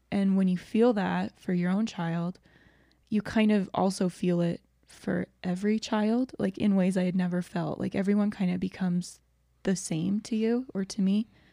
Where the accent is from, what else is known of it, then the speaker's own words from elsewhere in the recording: Georgia, United States; I grew up in Georgia, um, and I love Georgia, and I love the people there, but I grew up in a very white community